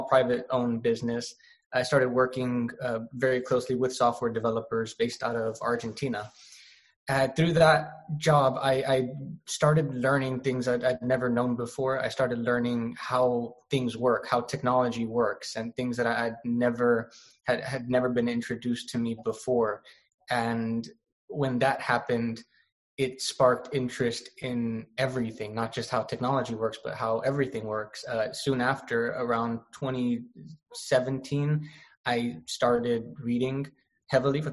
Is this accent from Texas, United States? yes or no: yes; Brownsville, Texas, United States; also born or lived in College Station, Texas; I was born and raised in Brownsville, Texas